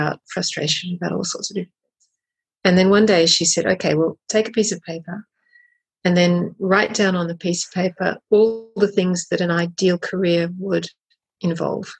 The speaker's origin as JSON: {"language": "English", "country": "Australia", "moved": "as an adult", "lives_now": "Paris, France", "said": "So I'm Australian."}